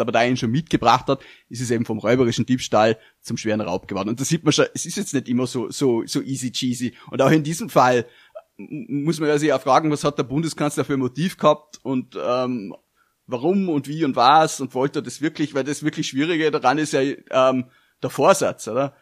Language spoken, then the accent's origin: German; Austria; als Österreicher